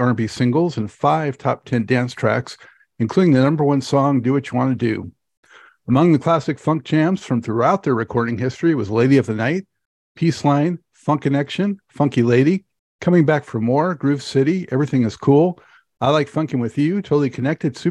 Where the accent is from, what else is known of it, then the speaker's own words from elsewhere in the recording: Los Angeles, California, United States; moved away; I'm from Los Angeles originally